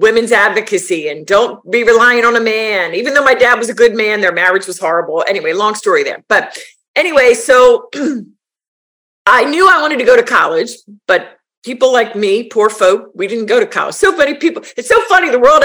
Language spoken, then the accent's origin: English; a suburb of Philadelphia, Pennsylvania, United States; A suburb of Philadelphia